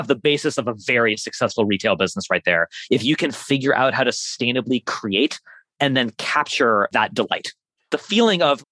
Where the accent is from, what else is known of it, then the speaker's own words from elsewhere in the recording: Burlington, Vermont, United States; from Burlington, Vermont, my hometown